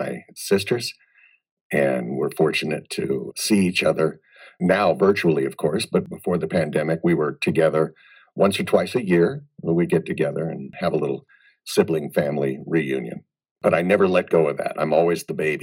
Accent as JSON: {"language": "English", "town": "Des Moines", "region": "Iowa", "country": "United States", "tie": "born or raised there", "moved": "yes", "lives_now": "Las Vegas, United States", "said": "I grew up in Des Moines, Iowa. So I'm a Midwest boy."}